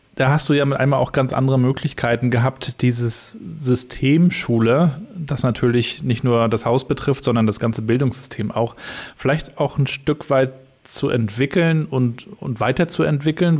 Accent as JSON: {"language": "German", "town": "Rostock", "region": "Mecklenburg-Vorpommern", "country": "Germany", "said": "Wir sind Rostocker"}